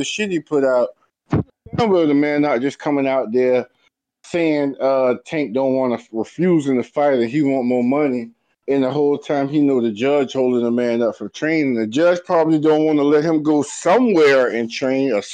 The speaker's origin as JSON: {"language": "English", "town": "Walterboro", "region": "South Carolina", "country": "United States", "said": "I'm from a small town in South Carolina called Walterboro"}